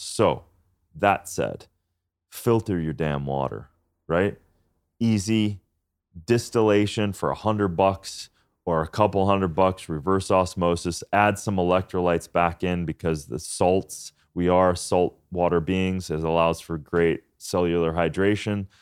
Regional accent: Minnesota, United States; moved away; I'm from Minnesota farmland too

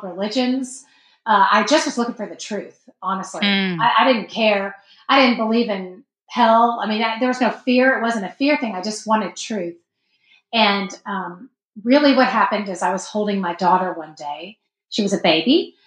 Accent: Texas, United States; moved away; also born or lived in Chicago; I'm from Texas

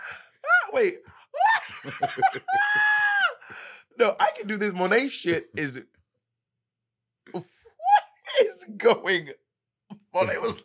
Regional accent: Georgia, United States; now in New York City, United States; I'm from Georgia.

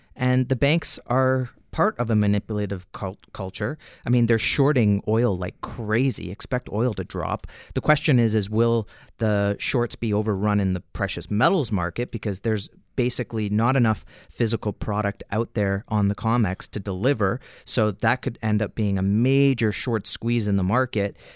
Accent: Canada; as a Canadian

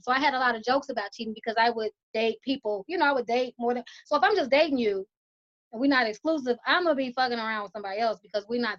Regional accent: Chicago, Illinois, United States; I love growing up in Chicago

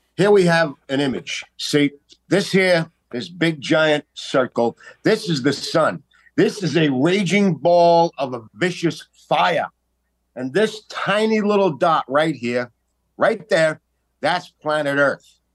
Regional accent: New York City, New York, United States; I'm from Staten Island, New York

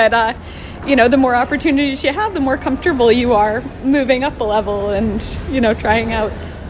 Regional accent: Washington, District of Columbia, United States; I'm from Washington, D.C.

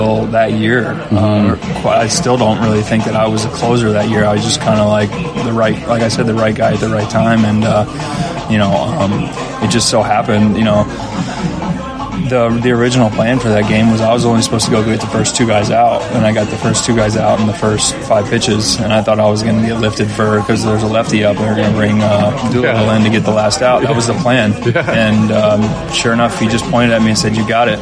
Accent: Virginia, United States; I grew up in Virginia

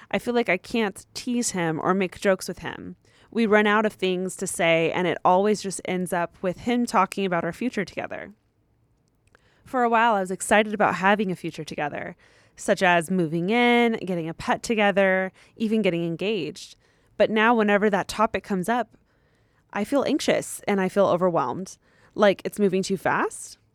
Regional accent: Ontario, Canada; He and I are both in post secondary school right now. I'm from Ontario, Canada, where he is finishing his degree.

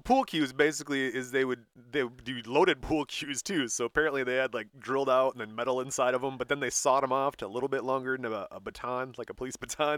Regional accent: Michigan, United States; we're from Michigan

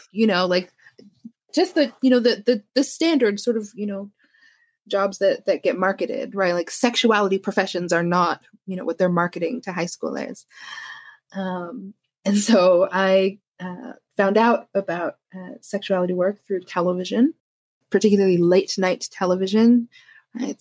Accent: Canada; I'm Canadian.

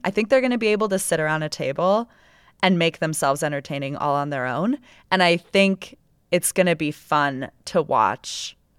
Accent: Salt Lake City, Utah, United States; Every time I leave this town, wherever I am, and I tell people I'm from Salt Lake, and I'm talking like Toronto, right?

